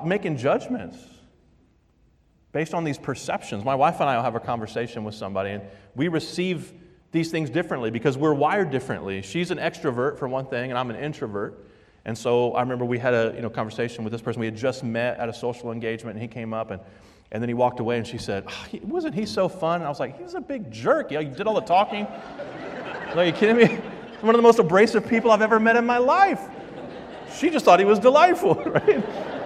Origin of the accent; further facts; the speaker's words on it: the South, United States; moved away as an adult; now in Vermont, United States; I'm from the South